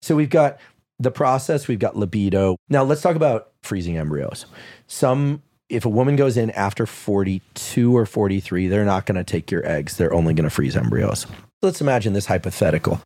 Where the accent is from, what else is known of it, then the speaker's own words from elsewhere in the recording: Bay Area, California, United States; I'm from the Bay Area.